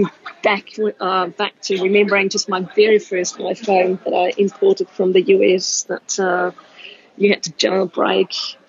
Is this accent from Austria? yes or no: yes; Austria; English is a second language; moved away as an adult; also born or lived in Denmark; So maybe if I just explain why my accent is all over the place and how sure. I got to be a gadget junkie with a weird accent. I grew up in Austria and spent the first half of my life as a professional athlete playing handball.